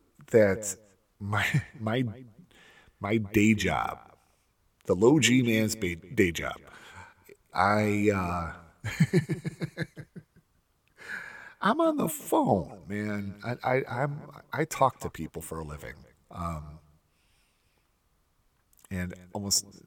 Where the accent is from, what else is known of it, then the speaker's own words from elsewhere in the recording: Cleveland, Ohio, United States; I'm from Cleveland